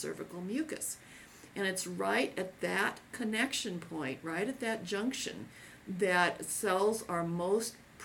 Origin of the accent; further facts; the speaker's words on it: Seattle, Washington, United States; this is my hometown area